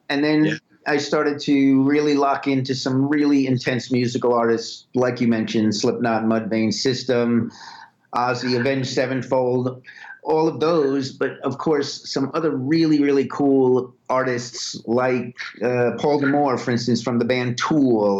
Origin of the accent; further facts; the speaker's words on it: New York City, New York, United States; I was born and raised in Brooklyn, New York